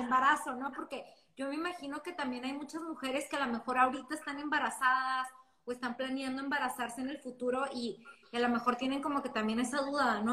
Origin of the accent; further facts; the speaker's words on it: Ciudad Juárez, Chihuahua, Mexico; las dos somos de Juárez